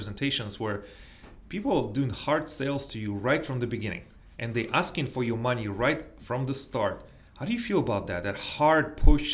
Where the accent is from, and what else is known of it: United States